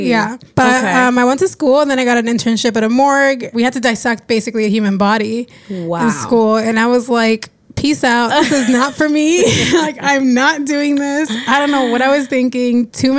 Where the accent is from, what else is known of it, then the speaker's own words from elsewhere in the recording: New Jersey, United States; Yeah. I'm a fake New Yorker, but I'm from Jersey.